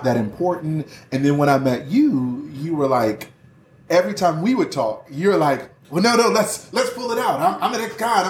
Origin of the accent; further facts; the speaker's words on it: Philadelphia, Pennsylvania, United States; I grew up in Philly